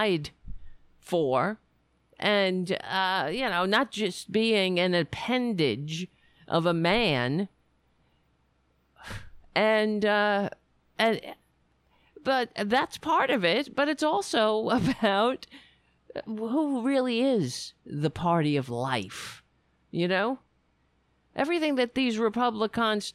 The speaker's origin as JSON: {"language": "English", "country": "United States", "said": "being an American"}